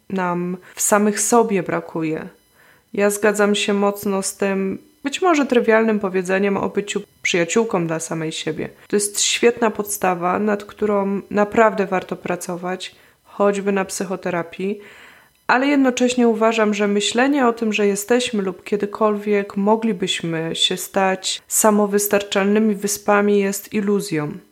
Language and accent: Polish; Poland; moved away; od czasu, gdy wyemigrowałam z Polski